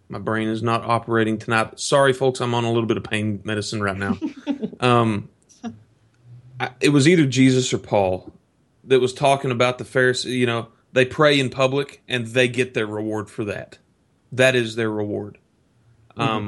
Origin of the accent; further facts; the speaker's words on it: the South, United States; growing up in the South